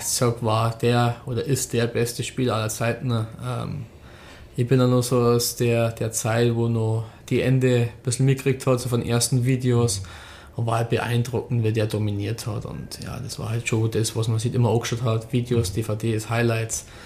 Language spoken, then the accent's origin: German; Rosenheim, Bavaria, Germany; also born or lived in Düsseldorf; ich bin gebürtiger Rosenheimer, ich habe den ganzen Nachwuchs durchlaufen